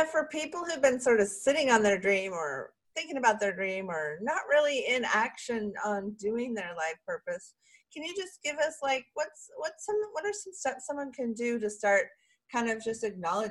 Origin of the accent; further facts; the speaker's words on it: Sausalito, California, United States; That's my birthplace. Yes, I was born in Sausalito, California.